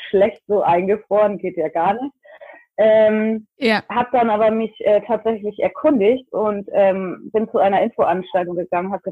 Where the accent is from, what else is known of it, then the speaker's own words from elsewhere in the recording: North Germany, Germany; accent: northern German; now in Florida, United States; Ich ähm, komme ursprünglich ganz aus dem Norden Deutschlands. Das kann man sicherlich auch an meinem schönen nordischen Akzent hören. Und ähm, ich lebe jetzt seit etwas über sechs Jahren in Florida.